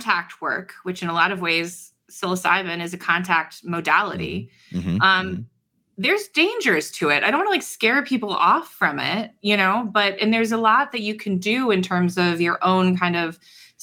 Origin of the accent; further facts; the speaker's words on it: Ohio, United States; I'm from Ohio.